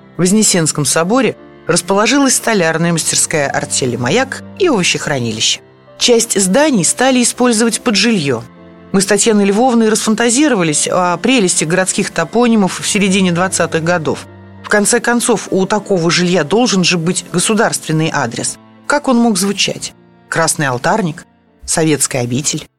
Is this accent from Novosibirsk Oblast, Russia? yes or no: no; Nizhny Novgorod, Nizhny Novgorod Oblast, Russia; как коренной нижегородке